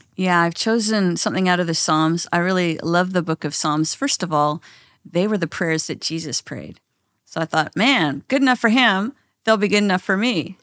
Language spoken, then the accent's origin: English; Canada; I'm Canadian